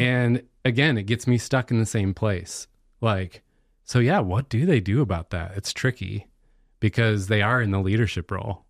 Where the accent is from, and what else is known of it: United States